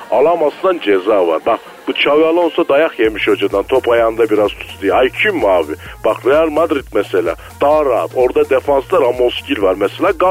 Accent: Ankara, Turkey; also born or lived in Arapgir, Malatya; Abi ben Malatya Arapçır'da doğmuşum şimdi. Fakat Ankara'da büyümüşüm. Pursaklar'da oturdum. Şimdi Öveçler'e taşındım.

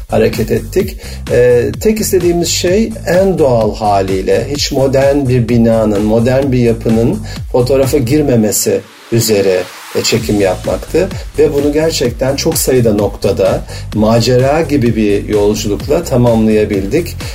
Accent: Black Sea Region, Turkey; born there; E, ben de Karadeniz'de doğdum

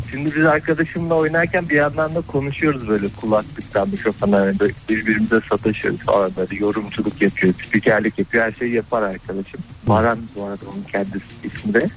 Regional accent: Black Sea Region, Turkey; biz Karadenizliyiz. Laz

